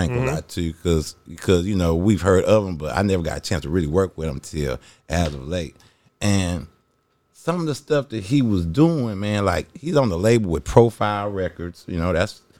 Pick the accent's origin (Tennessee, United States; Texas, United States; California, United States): Texas, United States; Dallas; I grew up on …. Like, they really was the ones that taught us in Dallas